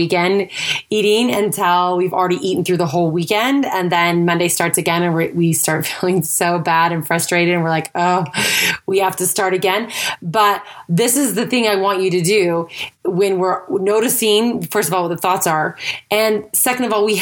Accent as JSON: {"language": "English", "region": "Idaho", "country": "United States", "tie": "born or raised there", "also_born_or_lived": "Utah / California / Texas / Florida", "moved": "as an adult", "said": "I grew up in Idaho, and then after high school, I lived in Utah"}